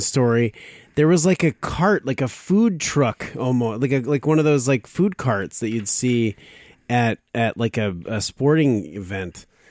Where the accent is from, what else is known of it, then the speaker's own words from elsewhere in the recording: Arizona, United States; I grew up in Arizona mostly